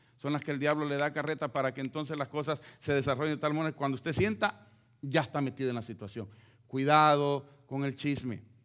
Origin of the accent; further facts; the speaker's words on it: El Salvador; moved away; como los centroamericanos que pasamos por México.